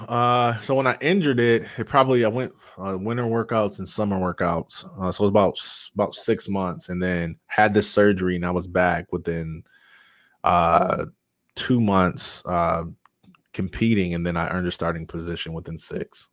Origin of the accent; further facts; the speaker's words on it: Jackson, Michigan, United States; growing up in Jackson